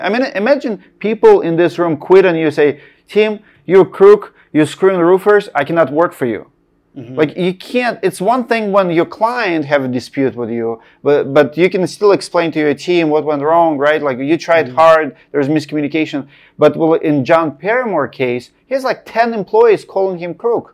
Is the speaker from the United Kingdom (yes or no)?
no; Russia; moved away; I'm from Russia